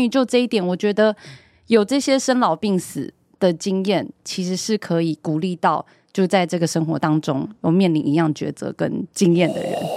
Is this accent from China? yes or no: no; Taiwan; 因为我们身为台湾人